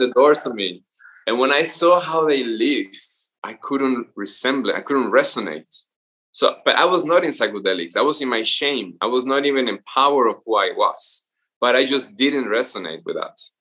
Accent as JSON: {"language": "English", "region": "Veracruz", "country": "Mexico", "tie": "born or raised there", "moved": "yes", "said": "Veracruz from where I'm from"}